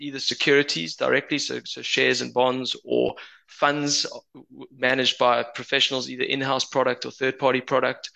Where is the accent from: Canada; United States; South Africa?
South Africa; Johannesburg, Gauteng; accent: Joburg; moved away as an adult; now in United Kingdom; my Joburg accent.